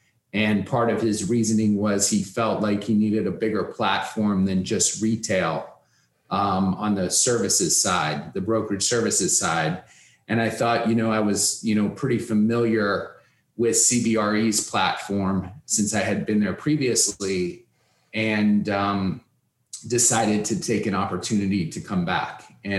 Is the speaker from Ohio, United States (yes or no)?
yes; Cleveland, Ohio, United States; moved away as an adult; also born or lived in Wisconsin; now in Miami, United States; I'm originally from Cleveland, Ohio. I grew up as the son of a retail real estate broker